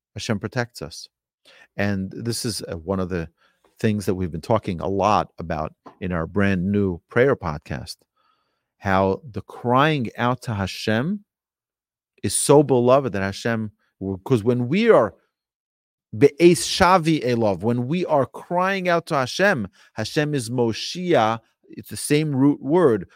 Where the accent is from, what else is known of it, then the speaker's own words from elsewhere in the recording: New York City, New York, United States; I grew up in New York City, in Brooklyn